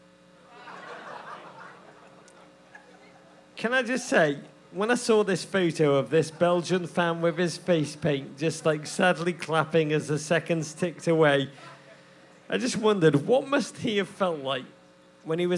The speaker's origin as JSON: {"language": "English", "region": "England", "country": "United Kingdom", "moved": "yes", "lives_now": "United States", "said": "As an Englishman, even though I'm now American"}